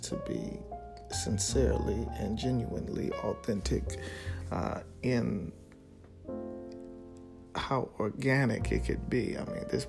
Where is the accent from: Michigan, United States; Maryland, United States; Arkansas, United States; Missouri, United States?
Maryland, United States; Baltimore; also born or lived in Washington, D.C.; born and raised in Baltimore